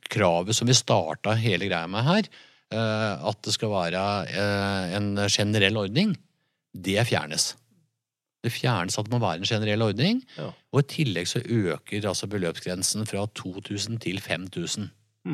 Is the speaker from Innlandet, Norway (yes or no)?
yes; Jevnaker, Innlandet, Norway; vi er fra Jevnaker